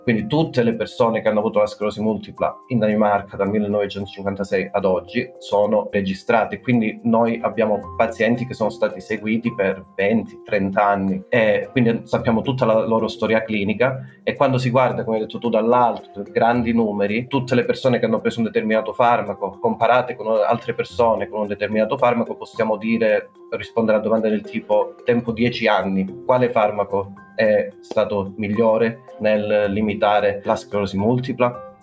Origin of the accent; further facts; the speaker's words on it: Calabria, Italy; moved away as an adult; also born or lived in Bologna / Florence; now in Copenhagen, Denmark; Sono calabrese. Quindi sì, diciamo che io già a 18 anni sono andato via da Calabria